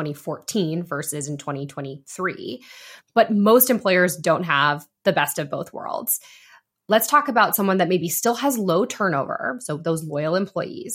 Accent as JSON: {"language": "English", "region": "Ohio", "country": "United States", "tie": "born or raised there", "said": "my home state"}